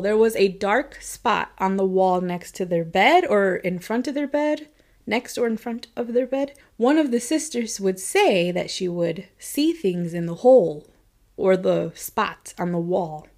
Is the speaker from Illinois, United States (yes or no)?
yes; Chicago, Illinois, United States; growing up around Chicago